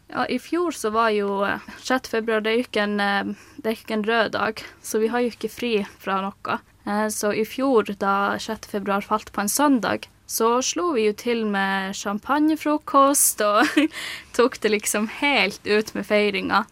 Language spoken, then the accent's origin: Norwegian; Kautokeino and Karasjok, Finnmark, Norway; moved away as an adult; now in Oslo, Norway; Jeg er fra Kautokeino og Karasjok